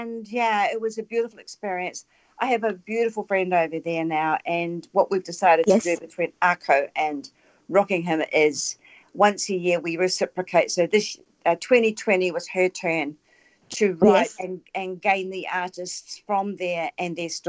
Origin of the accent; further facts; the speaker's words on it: New Zealand; Whereas I come from the Maori